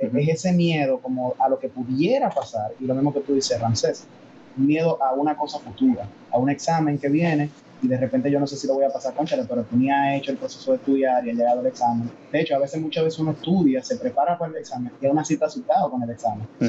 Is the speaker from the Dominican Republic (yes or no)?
yes; Dominican Republic; soy dominicano y tengo más influencia de Estados Unidos que de Corea